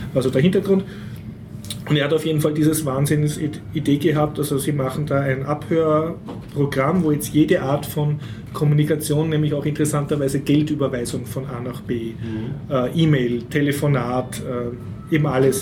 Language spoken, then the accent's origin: German; Austria; für mich als Österreicher